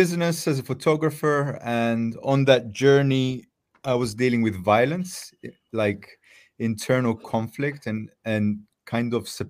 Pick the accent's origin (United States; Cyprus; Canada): Cyprus; moved away; also born or lived in Netherlands; I'm from Cyprus.